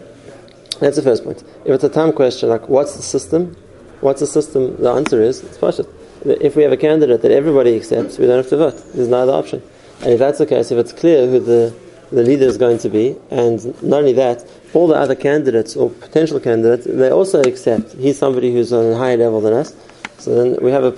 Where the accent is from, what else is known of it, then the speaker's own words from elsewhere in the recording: South Africa; I'm from South Africa